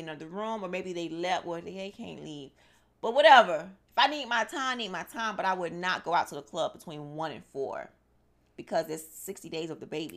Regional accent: Miami, Florida, United States; I'm from Miami, born and raised

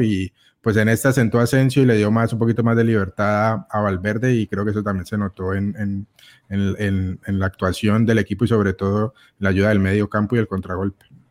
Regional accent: Colombia; Como, como colombiano y como latino

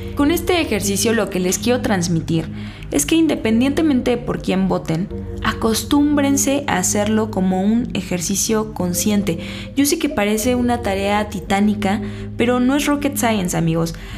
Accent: Mexico City, Mexico; de chiquita vivía en La Escandón

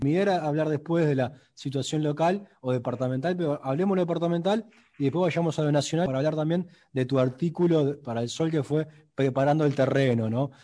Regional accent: Rocha, Uruguay; Yo Soy de Rocha

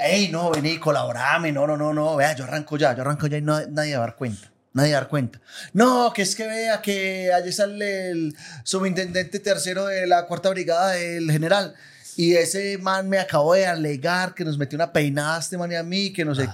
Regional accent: Itagüí, Antioquia, Colombia; yo soy de Medellín, yo eh, de, Itagüí

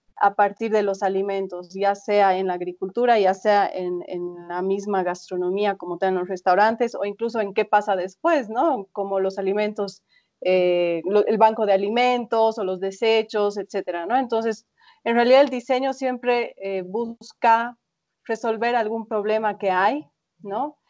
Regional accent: Bolivia; yo siendo boliviana

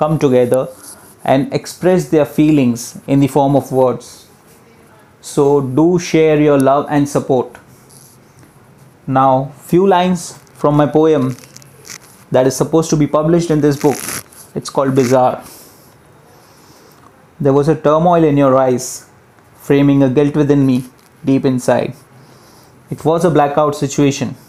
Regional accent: Mumbai, Maharashtra, India; I'm from Mumbai

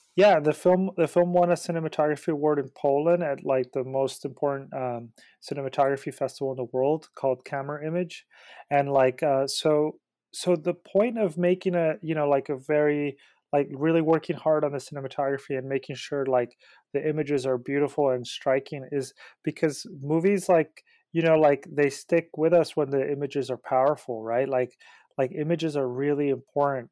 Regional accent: Mexico City, Mexico; moved away; also born or lived in Merced, California, United States; I grew up between Mexico City, well, I was born in Mexico City, and then I came to the Central Valley to Merced

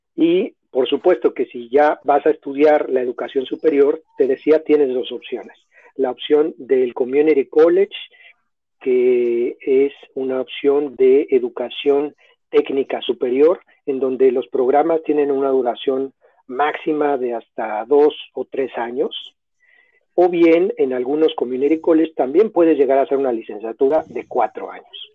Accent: Mexico City, Mexico; moved away as an adult; also born or lived in Barrie, Ontario, Canada; now in Toronto, Canada; yo soy originario de la Ciudad de México

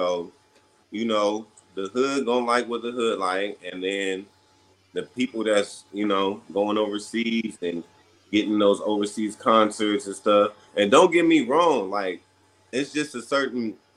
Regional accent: Ontario, California, United States; I was raised in the Inland Empire. When I was about 11 or 12, I was in Ontario, California

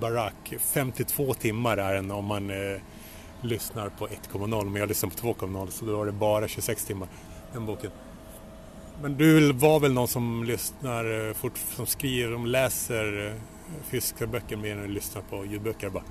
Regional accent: Luleå, Norrbotten County, Sweden; jag växte upp i Luleå

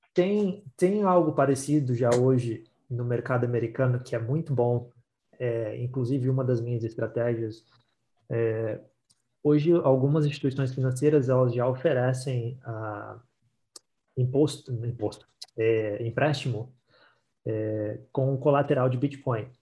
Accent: Brazil; now in Ontario, Canada; a gente é brasileiro

